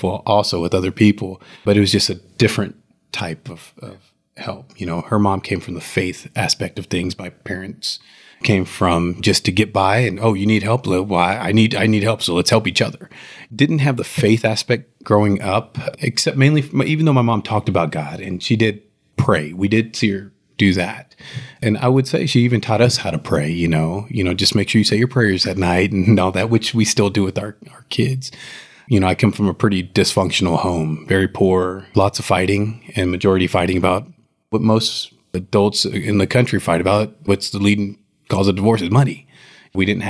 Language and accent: English; Houston, Texas, United States; I grew up in Houston, Texas, in one of the ghettos in Houston